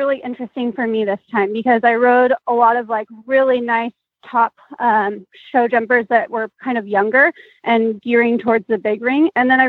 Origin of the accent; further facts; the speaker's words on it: California, United States; I come from California